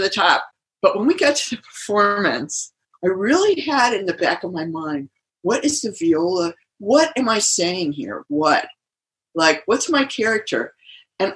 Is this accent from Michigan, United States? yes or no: yes; Michigan, United States; I grew up in Michigan, and I went to Interlochen